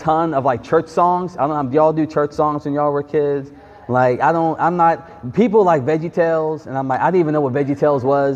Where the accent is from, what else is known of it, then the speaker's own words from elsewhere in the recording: Greenville, South Carolina, United States; I grew up in Greenville, South Carolina